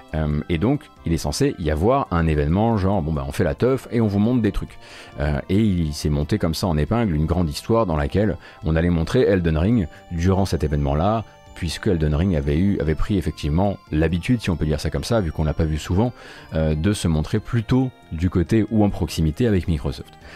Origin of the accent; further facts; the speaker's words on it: Lorraine, Grand Est, France; je suis lorrain